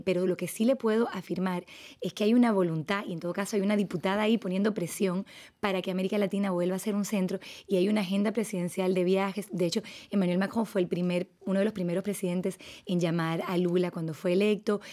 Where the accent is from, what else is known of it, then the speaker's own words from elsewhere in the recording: Dominican Republic; moved away; also born or lived in France; yo soy franco-dominicano, o sea que yo también soy binacional eh, crecí en República Dominicana en una comunidad francesa